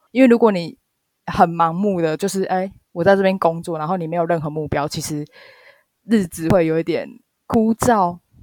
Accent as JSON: {"language": "Chinese", "country": "Taiwan", "moved": "as an adult", "lives_now": "Japan", "said": "我是台湾的日文系"}